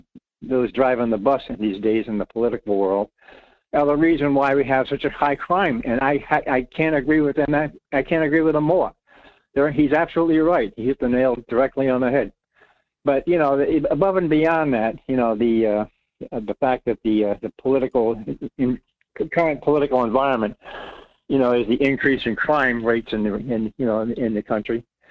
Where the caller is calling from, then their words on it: Rhode Island, United States; It's your friend, Rhode Island.